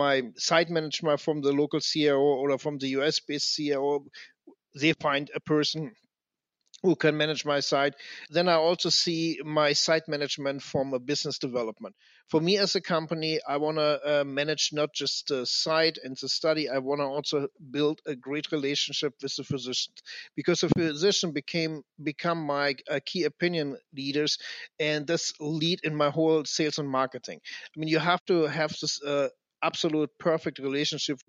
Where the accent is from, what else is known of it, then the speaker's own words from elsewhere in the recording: Germany; I come from Germany